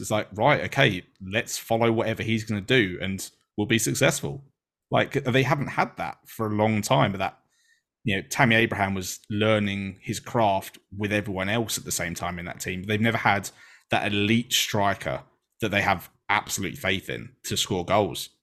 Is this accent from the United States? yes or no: no; England, United Kingdom; being an English person